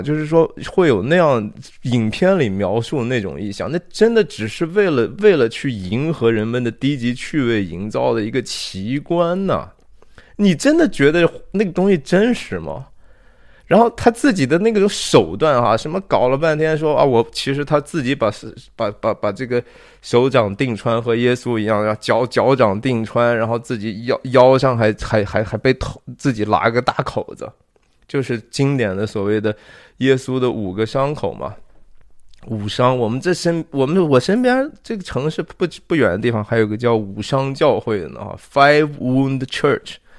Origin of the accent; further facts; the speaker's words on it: Shanxi, China; 我是山西人啊，我是中国的山西籍贯的人